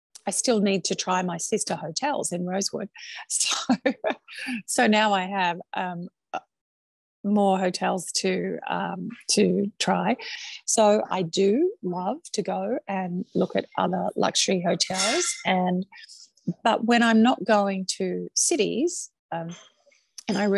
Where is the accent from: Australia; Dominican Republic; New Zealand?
Australia; accent: Australian; moved away as an adult; also born or lived in China / Chicago; now in New York, United States; I'm proud to be Australian.